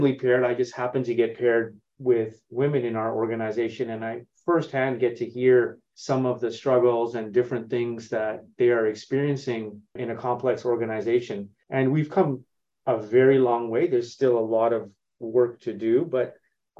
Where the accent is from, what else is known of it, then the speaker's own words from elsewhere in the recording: Toronto, Ontario, Canada; moved away as an adult; I'm originally from Toronto, born and raised, and have spent about 20 years outside of Canada, living in multiple countries